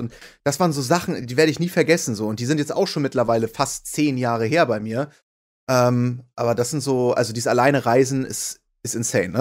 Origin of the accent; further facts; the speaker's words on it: Hamburg, Germany; Hamburg ist ja auch meine Heimat.